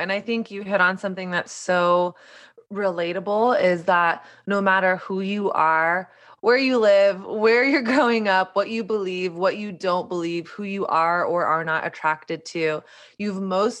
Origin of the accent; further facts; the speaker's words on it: Southern United States, United States; now in New York, United States; my journey of growing up in Southern conservative Christian culture and learning a really strict set of rules and do's and don'ts about sex, dating, my body, all of that stuff. And then not really ever questioning it until I moved to New York